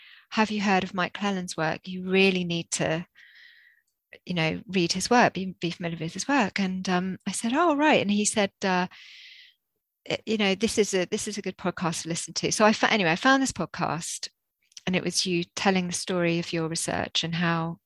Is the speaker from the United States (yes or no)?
no; Jersey; moved away as an adult; now in Bristol, United Kingdom; this was before we came to Bristol. I'm from Jersey. We were living in Jersey.